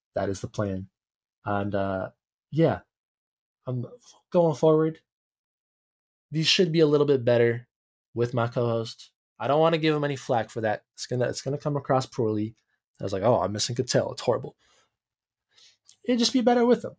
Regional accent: Canada

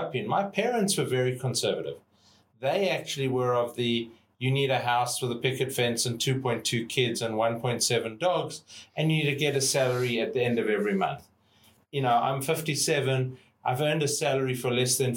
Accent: South Africa; moved away as an adult; now in Australia; growing up in South Africa as a white male in South Africa

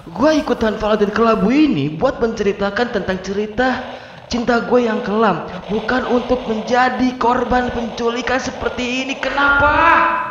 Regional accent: Bandung, West Java, Indonesia; now in Cianjur, Indonesia; Gua bernomisili di Cianjur tapi gua asli orang Bandung, Jawa Barat

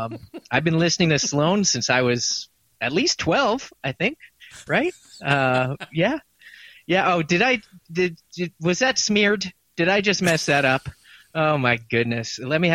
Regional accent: Halifax, Nova Scotia, Canada; I've born in Halifax, grew up, basically came into – the 90s, I was becoming a teenager in the in Halifax in the 90s.

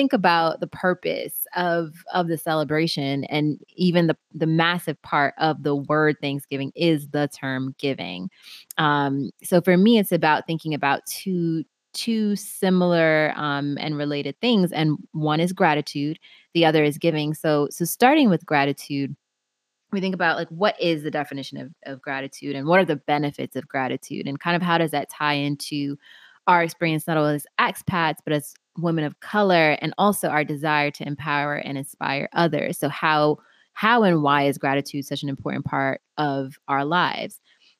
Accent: England, United Kingdom; my diary / calendar, that I'm a Brit, my diary is starting to really jam up.

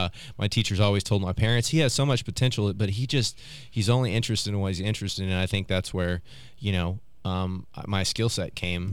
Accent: Oklahoma City, Oklahoma, United States; and so in that, I grew up in South OKC again.

